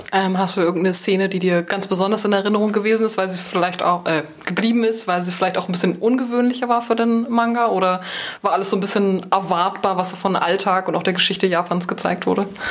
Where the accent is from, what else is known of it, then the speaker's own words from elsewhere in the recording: Berlin, Germany; aus so einer kleinen Ecke von Berlin zu kommen, die vielleicht gar nicht jeder wahrnimmt oder wo jeder so fragt, ist das eigentlich Brandenburg?